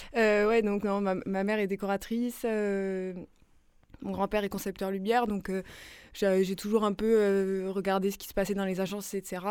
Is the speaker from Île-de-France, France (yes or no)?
no; Nice, Provence-Alpes-Côte d'Azur, France; now in Marseille, France; je suis née à Nice